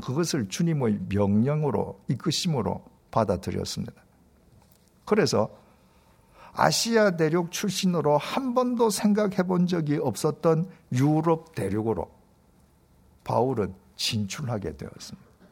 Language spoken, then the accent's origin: Korean; Busan, South Korea; 제 고향인 부산은 행정적으로는 광역시이지만 지리적으로는 경상남도 땅에 속해 있습니다.